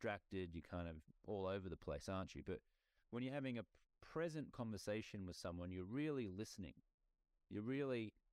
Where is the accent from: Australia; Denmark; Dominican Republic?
Australia; moved away as an adult; now in United States; I grew up in Australia, my native country